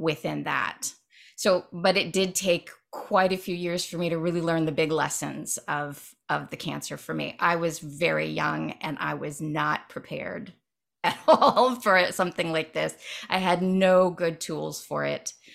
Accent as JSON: {"language": "English", "town": "Dayton", "region": "Ohio", "country": "United States", "tie": "born or raised there", "moved": "yes", "said": "I grew up in Dayton, Ohio"}